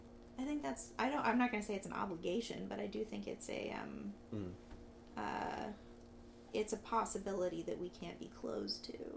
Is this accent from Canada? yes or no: yes; Vancouver, British Columbia, Canada; I grew up here. I grew up in Vancouver.